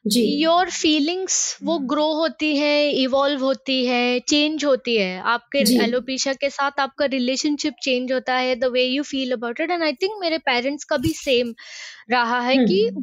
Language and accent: Hindi; Mumbai, Maharashtra, India; moved away as an adult; now in St Andrews, United Kingdom; मैं मुंबई मुंबई से हूँ